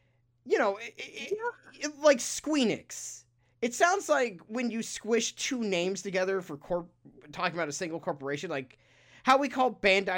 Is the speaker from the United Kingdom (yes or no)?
yes; United Kingdom; Because we're British, and so we have to say knickers.